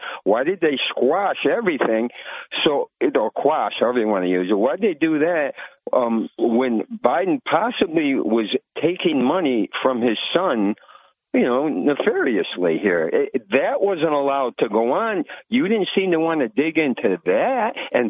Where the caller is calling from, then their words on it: Vestal, New York, United States; Yeah, good morning, Bob. It's … from Vesta.